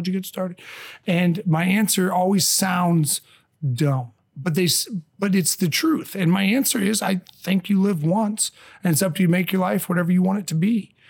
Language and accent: English; Michigan, United States; born there; also born or lived in Indiana / Chicago; now in St. Louis, United States; I've always been a Midwestern boy. I was born in Michigan, lived in Indiana for a long time, Chicago, and now the last 9+ years here in St. Louis.